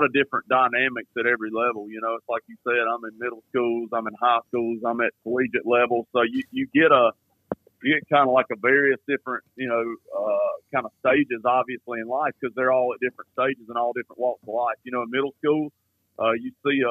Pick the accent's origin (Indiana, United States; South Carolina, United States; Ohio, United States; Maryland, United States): South Carolina, United States; Gaffney; growing up in Gaffney and being here in Gaffney